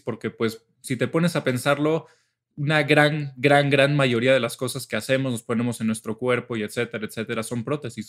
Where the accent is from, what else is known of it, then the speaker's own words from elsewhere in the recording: Mexico; somos pinches mexicanos